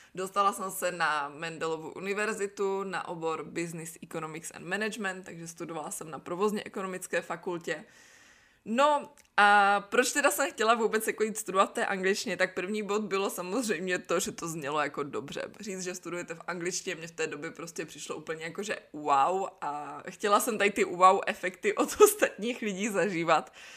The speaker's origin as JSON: {"language": "Czech", "town": "Brno", "region": "South Moravian Region", "country": "Czechia", "tie": "born or raised there", "also_born_or_lived": "Znojmo / Miroslav", "first_language": "Czech", "moved": "as an adult", "lives_now": "Nantes, France", "said": "pocházím z Brna, narodila jsem se ale ve Znojmě. Prvních pět let mýho života jsme žili v takovém malinkém městečku na Jižní Moravě"}